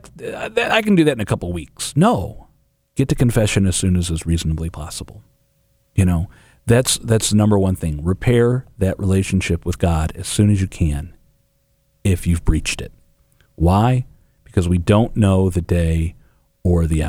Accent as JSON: {"language": "English", "region": "England", "country": "United Kingdom", "moved": "yes", "lives_now": "St. Louis, United States", "said": "I'm English"}